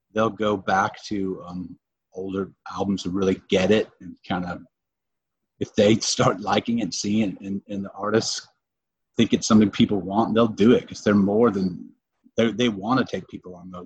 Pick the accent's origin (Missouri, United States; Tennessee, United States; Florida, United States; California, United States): Florida, United States; Brevard County; now in Orlando, United States; We live in Orlando now, but we grew up in Brevard by the Space Center.